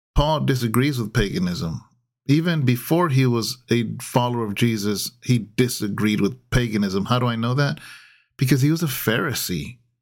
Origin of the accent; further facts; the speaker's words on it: California, United States; being a Californian